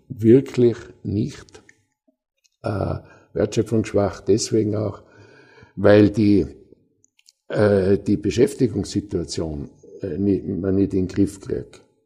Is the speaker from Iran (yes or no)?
no; Austria